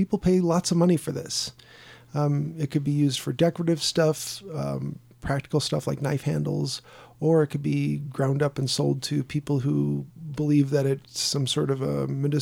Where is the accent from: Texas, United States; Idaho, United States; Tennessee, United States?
Idaho, United States; Sandpoint; also born or lived in Chicago, Illinois; When I was young and we moved from Chicago to Sandpoint, Idaho